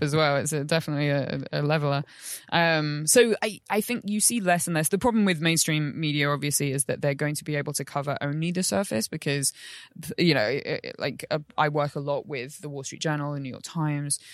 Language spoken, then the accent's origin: English; London, United Kingdom; moved away; back in London, which is my hometown, but I, I don't live in anymore